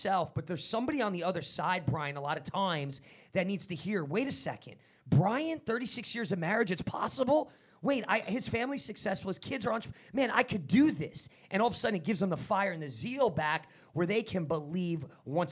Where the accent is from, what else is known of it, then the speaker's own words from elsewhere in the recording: New Jersey, United States; I'm from Jersey.